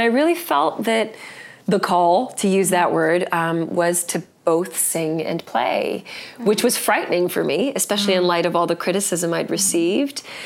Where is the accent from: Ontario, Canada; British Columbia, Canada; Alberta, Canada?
British Columbia, Canada; Vancouver; I grew up in Vancouver